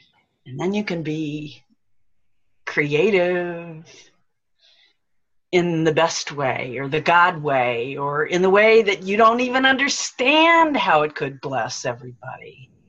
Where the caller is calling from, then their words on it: Bel Air, Maryland, United States; I'm greeting you from Bel Air, Maryland.